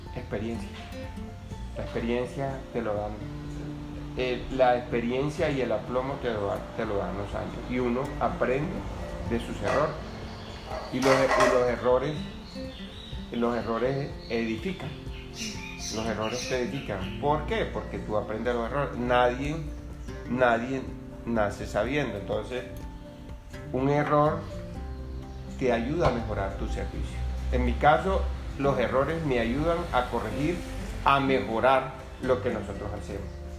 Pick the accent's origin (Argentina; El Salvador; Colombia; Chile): Colombia; Colombian Caribbean coast; moved away